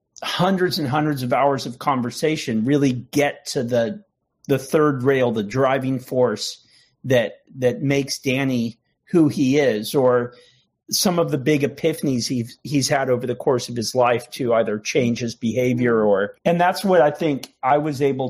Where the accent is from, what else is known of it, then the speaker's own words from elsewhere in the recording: United States; also born or lived in Canada; I was born in Canada to Irish parents and grew up on the Mexican border